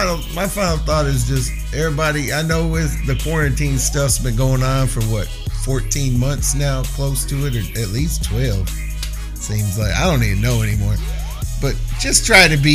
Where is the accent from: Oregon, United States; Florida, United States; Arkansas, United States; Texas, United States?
Texas, United States; San Antonio; I'm from San Antonio